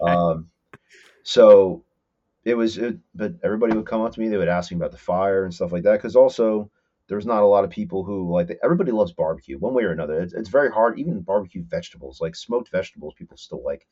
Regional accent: Whippany, New Jersey, United States; I grew up in Whippany, in Morris, in Morris County

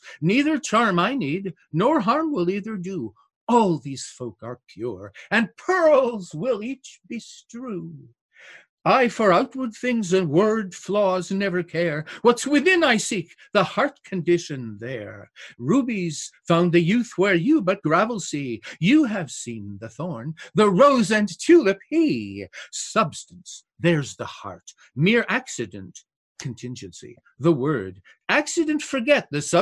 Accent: Binghamton, New York, United States; right here in my hometown

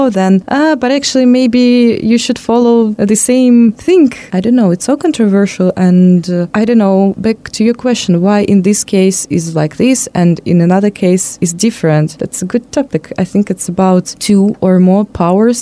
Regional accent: Russia; I'm from Russia

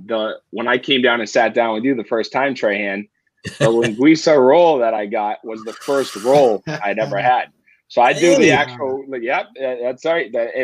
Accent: Wareham, Massachusetts, United States; I grew up in Wareham, and it's a big thing over there. But when I went to school in Western Massachusetts

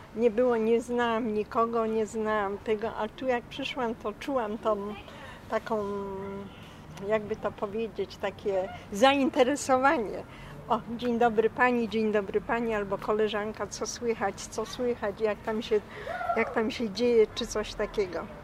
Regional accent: Poland; moved away as an adult; ja się urodziłam tutaj w 1944 roku na ulicy Mariackiej pod numerem 32. Mieszkałam tu do roku 90. I tu spędziłam całe moje dzieciństwo.

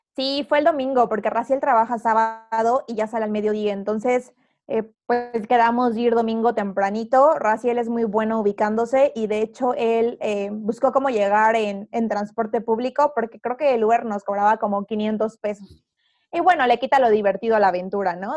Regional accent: Tehuacán, Puebla, Mexico; moved away as an adult; now in Mexico City, Mexico; yo soy de Tehuacán

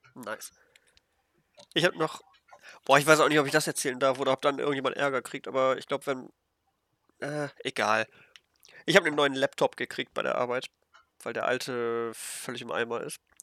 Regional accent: Germany; als Deutscher

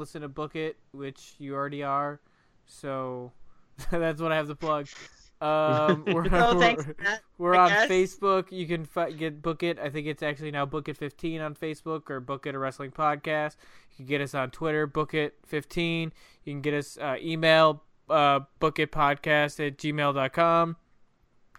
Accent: United States; I'm American.

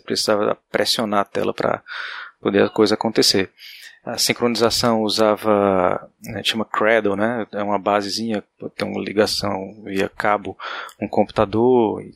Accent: Paraíba, Brazil; moved away as an adult; also born or lived in Campina Grande; now in Recife, Brazil; Eu sou da Paraíba, graduação em Campina Grande

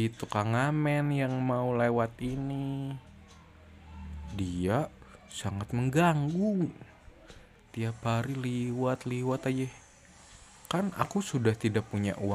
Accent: West Java, Indonesia; aku kan orang Sunda ya aku nggak bisa ngomong F ini nggak bisa ngomong V jadi ngomongnya P

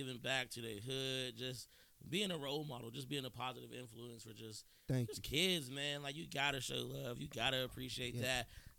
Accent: Pittsburgh, Pennsylvania, United States; I'm from Manchester

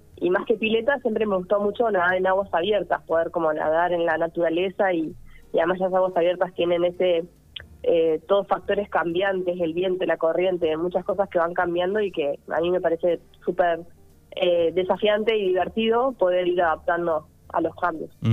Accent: Viedma, Río Negro, Argentina; soy de Viedma y mm, siempre nadé en el río

